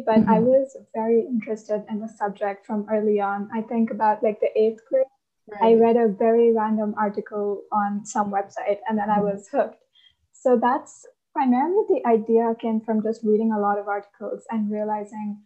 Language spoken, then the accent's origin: English; India; I'm from India